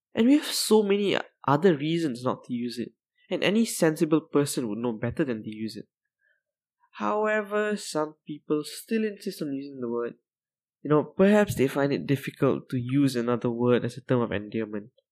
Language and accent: English; Malaysia; I'm Malaysian